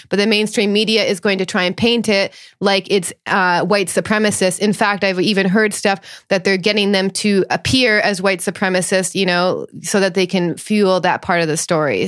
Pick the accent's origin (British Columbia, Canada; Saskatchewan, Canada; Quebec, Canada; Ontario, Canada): Ontario, Canada; Thunder Bay; I grew up in a town which is infamous in Canada, 'cause called Thunder Bay, Ontario